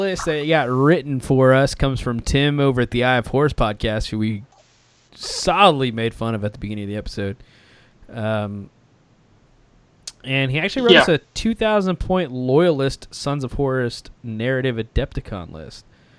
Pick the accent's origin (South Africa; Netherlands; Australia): Australia; In any case, because I'm from Australia, I don't want to show up with some outrageous army